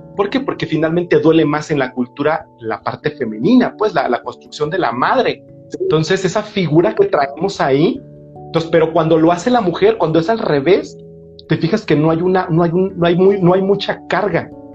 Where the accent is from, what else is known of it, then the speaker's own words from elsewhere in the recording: Mexico; la carga que traemos como cultura mexicana